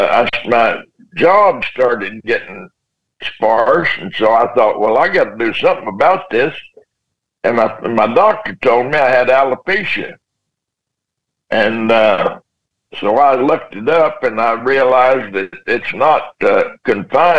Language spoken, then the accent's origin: English; West Texas, United States; moved away; growing up in West Texas